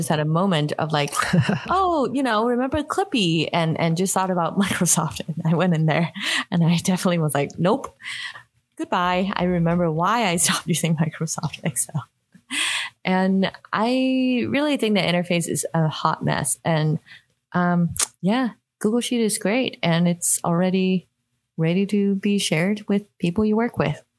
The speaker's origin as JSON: {"language": "English", "country": "Hong Kong", "tie": "born or raised there", "moved": "yes", "said": "I grew up in Hong Kong"}